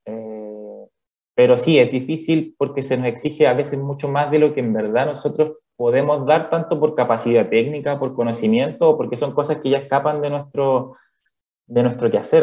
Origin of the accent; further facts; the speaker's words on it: Calama, Antofagasta, Chile; moved away as an adult; also born or lived in Chuquicamata / Santiago; now in Cochrane, Chile; soy originario de eh, Calama, la ciudad de la región. nací específicamente en Chuquicamata